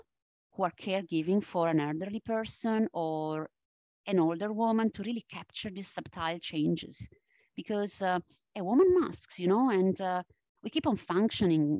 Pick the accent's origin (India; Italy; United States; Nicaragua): Italy; accent: Italian; English is a second language; moved away; my strong Italian accent. I mean, I am originally from Italy. And I still carry this Italian accent.